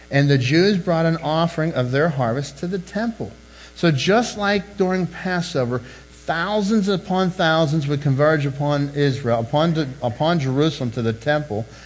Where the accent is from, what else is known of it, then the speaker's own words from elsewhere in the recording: England, United Kingdom; He's, he's Spanish, knows some English. I'm English, know like three words of Spanish